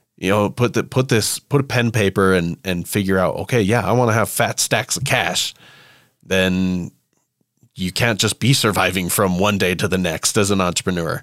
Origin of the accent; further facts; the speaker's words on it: United States; I'm an American